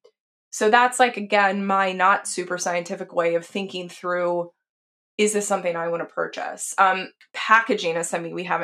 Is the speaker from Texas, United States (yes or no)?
yes; Texas, United States; I grew up in Texas.